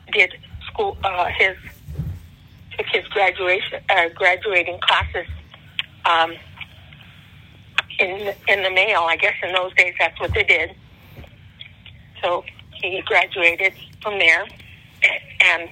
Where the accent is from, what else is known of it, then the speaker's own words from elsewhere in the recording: Long Beach, California, United States; also born or lived in Bisbee, Arizona / San Pedro, California; I grew up in Long Beach